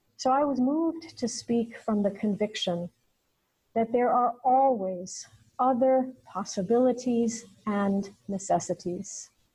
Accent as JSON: {"language": "English", "country": "United States", "said": "as an American citizen"}